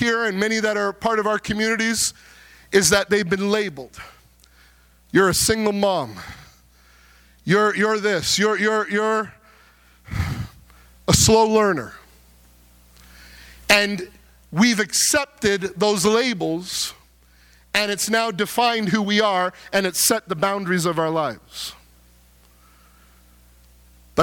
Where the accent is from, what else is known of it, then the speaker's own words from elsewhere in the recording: South Porcupine, Ontario, Canada; I was born in South Porcupine, Ontario